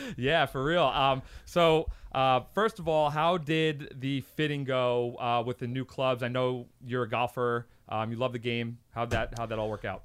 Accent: Long Island, New York, United States; I'm from a part of New York. I'm from Long Island

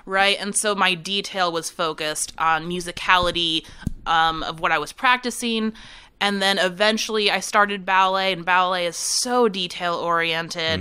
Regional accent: San Francisco Bay Area, California, United States; also born or lived in Chicago; now in Winston-Salem, United States; I'm originally from California. I'm from the San Francisco Bay Area

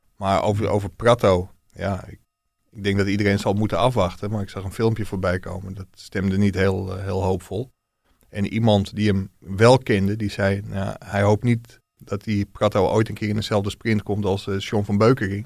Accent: Ilpendam, North Holland, Netherlands; ik kom uit Ilpendam, met, dat is een dorpje met heel veel Ajax-supporters

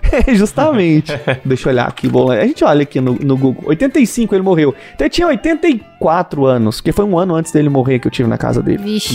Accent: Brazil; somos brasileiros

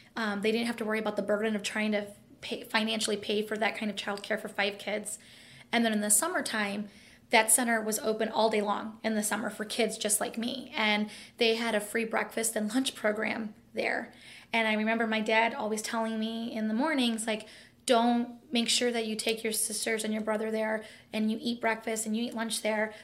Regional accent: East Chicago, Indiana, United States; grew up in East Chicago in the harbor

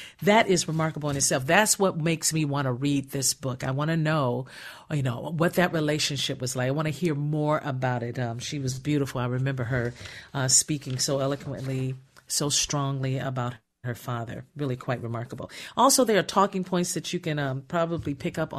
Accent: Gary, Indiana, United States; our household growing up in Gary, Indiana

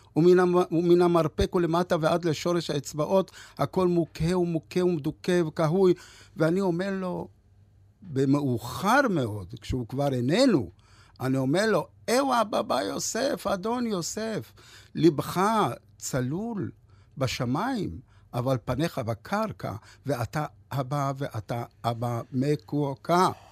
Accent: Ra'anana transit camp and Lod, Central District, Israel; also born or lived in Lod / North Africa; כשהייתי ילד מתרוצץ במעברת רעננה ובלוד

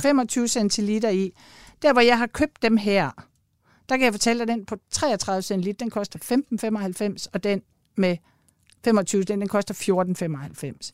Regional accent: Denmark; jeg kommer jo selv fra Jylland

